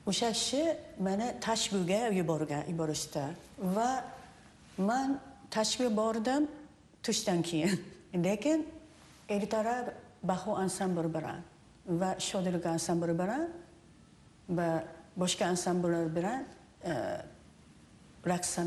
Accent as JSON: {"language": "Uzbek", "country": "Japan", "tie": "born or raised there", "also_born_or_lived": "Uzbekistan", "second_language": "Uzbek", "moved": "yes", "lives_now": "Seattle, United States", "said": "yapon raqslarni yaxshi bilaman chunki o'sha o'sha yerda tug'ilganman va o'sdim"}